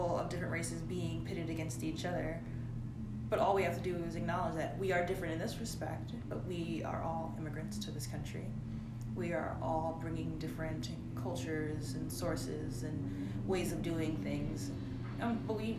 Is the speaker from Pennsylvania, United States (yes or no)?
no; New York City, New York, United States; I was raised in Brooklyn